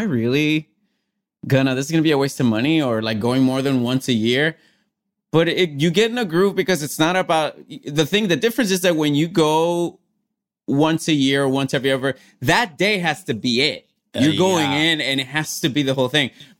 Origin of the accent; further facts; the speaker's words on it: Puerto Rico; I grew up like in Puerto Rico